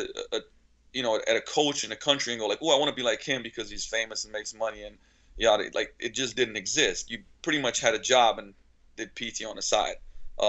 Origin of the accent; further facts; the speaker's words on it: Slovenia; now in Seattle, United States; I was born and raised in Slovenia. Actually, back then it was still Yugoslavia